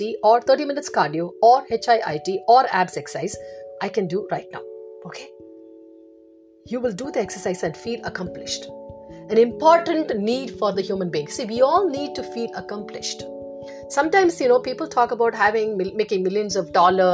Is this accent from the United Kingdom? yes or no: no; India; now in United States; in India, I grew up in India